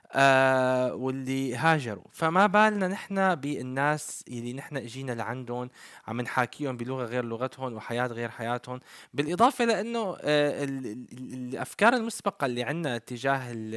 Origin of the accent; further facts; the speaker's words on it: Syria; moved away; نحن كسوريين